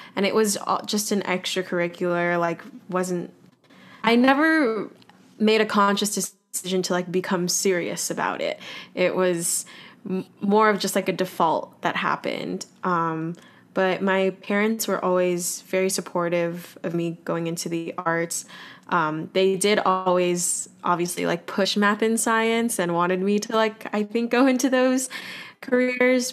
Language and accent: English; Los Angeles, California, United States; moved away as an adult; also born or lived in Boston; now in New York City, United States; I grew up in Los Angeles, California, and now I currently live in New York City